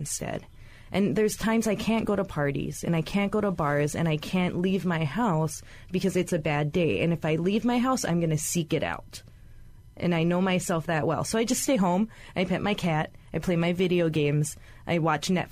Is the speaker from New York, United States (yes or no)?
no; Hawaii, United States; as Hawaiian women